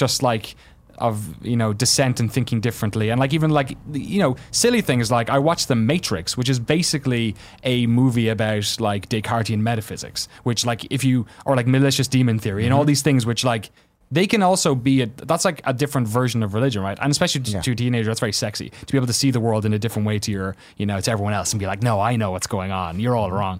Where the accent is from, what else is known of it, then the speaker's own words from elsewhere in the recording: Waterford, Munster, Ireland; moved away; I grew up in Waterford, which is about as far from the north as you can get